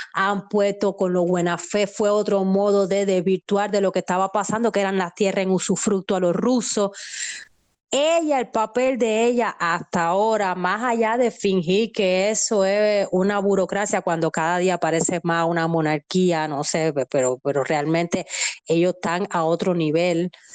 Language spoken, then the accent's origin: Spanish; Santiago de Cuba, Cuba; yo vengo de Santiago de Cuba